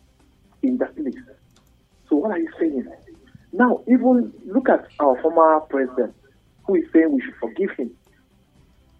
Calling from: Bukuru, Plateau, Nigeria; calling from Bukuru

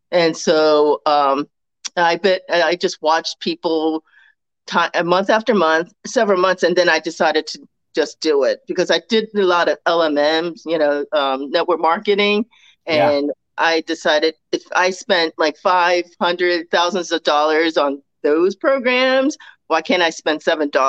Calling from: Baltimore, Maryland, United States; So I am in Baltimore, Maryland.

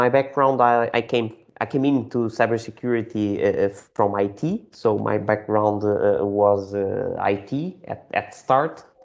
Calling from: Lisbon, Portugal; today I'm calling from Lisbon. We are located in Lisbon.

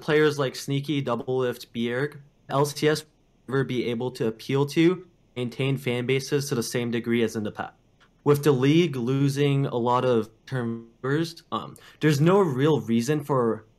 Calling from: California, United States

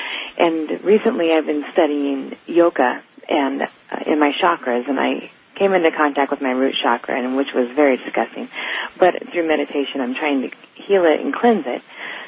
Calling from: California, United States; I'm calling from California.

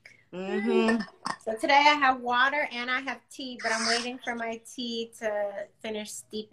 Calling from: Washington, District of Columbia, United States; Yes, I'm in DC, so also on the East Coast.

